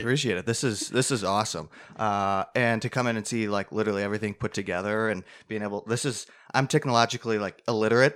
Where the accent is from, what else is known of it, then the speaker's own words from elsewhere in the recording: Clarence, New York, United States; the town where we are from